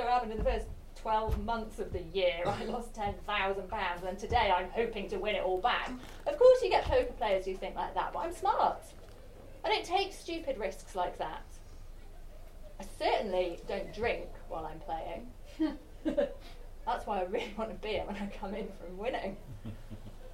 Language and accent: English; Sheffield, Yorkshire and the Humber, United Kingdom; Yeah, I don't know. I guess it's growing up in Sheffield.